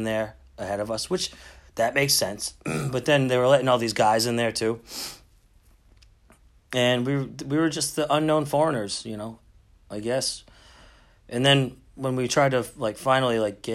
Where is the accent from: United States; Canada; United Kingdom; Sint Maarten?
United States; Boston, Massachusetts; I'm from Boston.